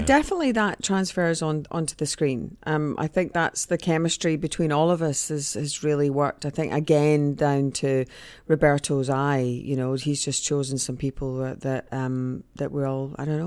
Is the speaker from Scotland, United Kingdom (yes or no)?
yes; Scotland, United Kingdom; also born or lived in Mexico; I am Scottish